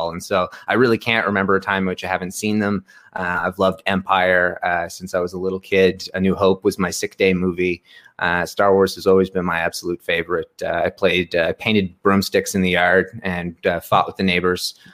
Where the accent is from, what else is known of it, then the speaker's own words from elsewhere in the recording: Canada; I'm, Canadian